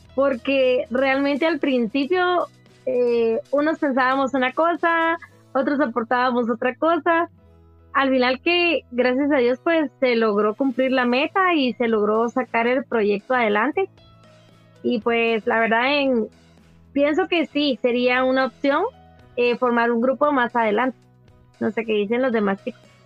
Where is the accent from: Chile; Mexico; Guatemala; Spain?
Guatemala; nosotros como guatemaltecos